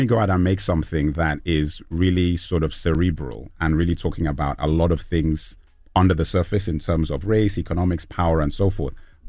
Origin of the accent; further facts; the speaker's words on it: Lagos, Nigeria; also born or lived in London; I'm Nigerian, but grew up in Lagos and London